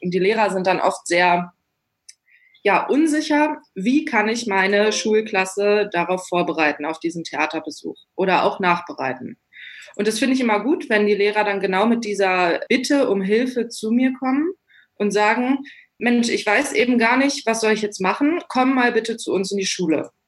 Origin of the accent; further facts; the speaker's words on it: Wolfsburg, Lower Saxony, Germany; ich komme ursprünglich aus, auch aus Wolfsburg. Ich bin hier aufgewachsen